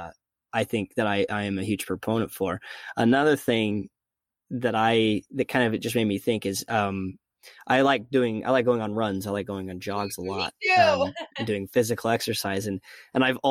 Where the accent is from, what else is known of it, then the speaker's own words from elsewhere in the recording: Logan, Utah, United States; I was going to school in the same town where I was, born and raised in Logan, Utah